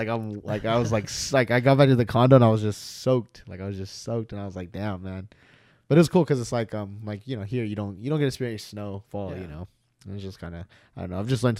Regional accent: Los Angeles, California, United States; I'm actually not from the Torrance District either. I'm from the LA Unified.

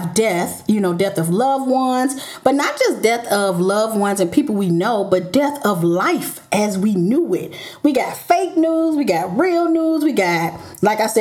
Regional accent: St. Louis, Missouri, United States; moved away; go home to my hometown for a few weeks. And so I decided to record in Duluth, aka St. Louis

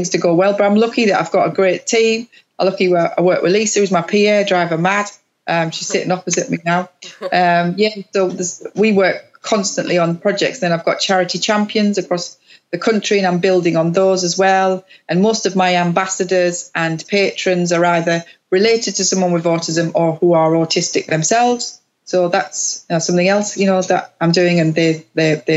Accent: Middlesbrough, North East England, United Kingdom; moved away; my hometown in Middlesbrough

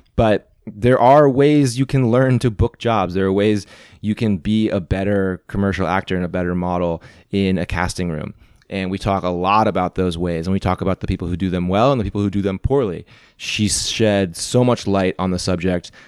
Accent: Missouri, United States; growing up in Missouri

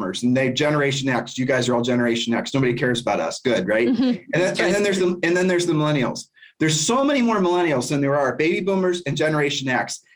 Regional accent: Columbus, Ohio, United States; I'm from Columbus, Ohio.

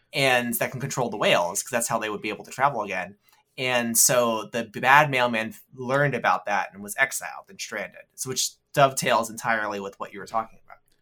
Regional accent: United States; I'm an American

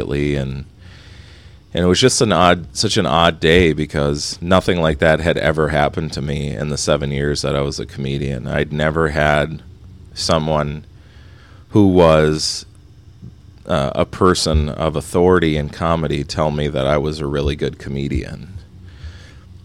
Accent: Minnesota, United States; moved away; I'm from Minnesota

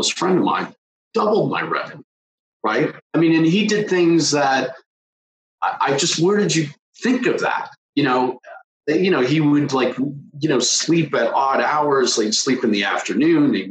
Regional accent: Toronto, Ontario, Canada; I grew up in the suburbs of Toronto.

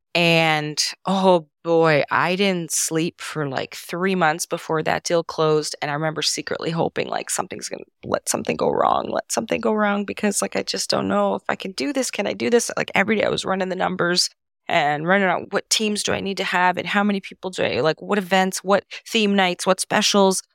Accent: Canada; first language Serbo-Croatian; English is a second language; So, I was born and raised in Canada, even though all, I'm first generation Canadian.

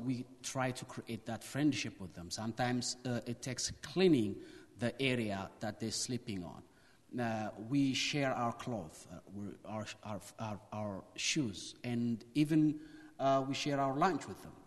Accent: Ethiopia; from Ethiopia

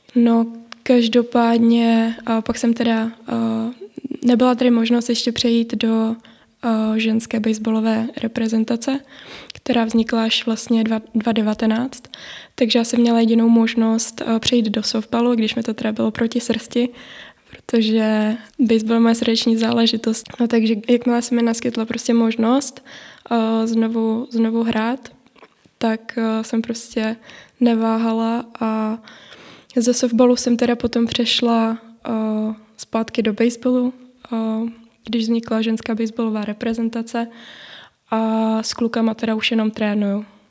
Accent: Moravia, Czechia; u nás na Moravě

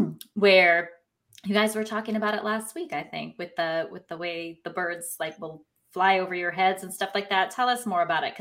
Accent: New York, United States; as a kid growing up in New York

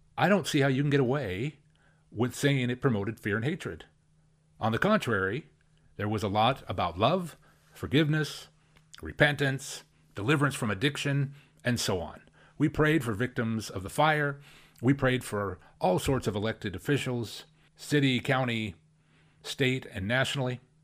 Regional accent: Spokane, Washington, United States; here in my hometown, where I was born and raised

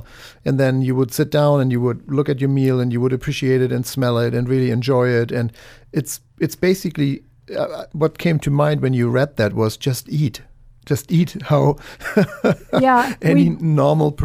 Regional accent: Germany; moved away; I'm from Germany

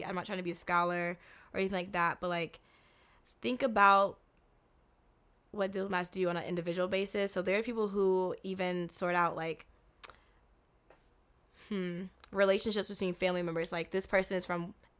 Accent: United States; As an American, yes.

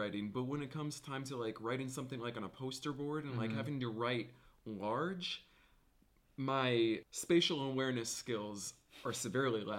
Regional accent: Bellevue, Nebraska, United States; moved away; I grew up in Bellevue.

